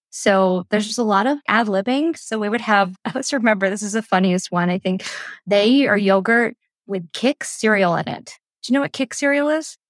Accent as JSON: {"language": "English", "region": "New Jersey", "country": "United States", "tie": "born or raised there", "moved": "as an adult", "said": "I'm originally from the East Coast. I grew up in New Jersey"}